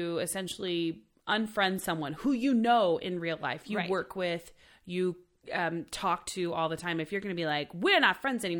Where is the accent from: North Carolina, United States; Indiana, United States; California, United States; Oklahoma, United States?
Oklahoma, United States; now in Los Angeles, United States; I'm from Oklahoma originally.